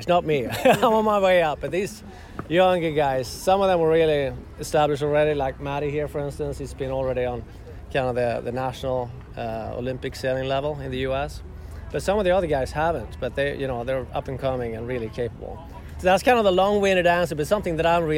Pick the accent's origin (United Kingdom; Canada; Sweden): Sweden; moved away as an adult; now in Seattle, United States; my home country, Sweden, where I grew up